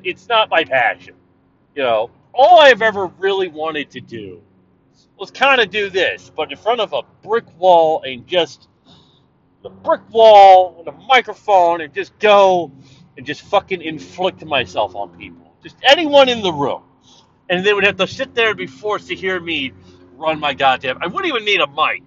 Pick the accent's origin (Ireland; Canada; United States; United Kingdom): Canada; I'm not an American, I'm a Canadian